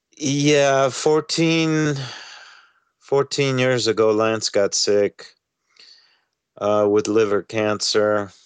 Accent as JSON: {"language": "English", "country": "France", "tie": "born or raised there", "also_born_or_lived": "Egypt / Uganda / Switzerland", "moved": "as an adult", "said": "I was born and raised in France"}